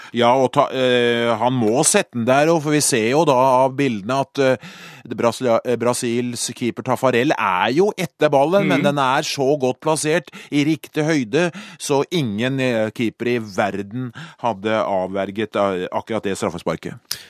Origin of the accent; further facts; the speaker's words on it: Skedsmo, Akershus, Norway; så satt jeg hjemme i Skedsmo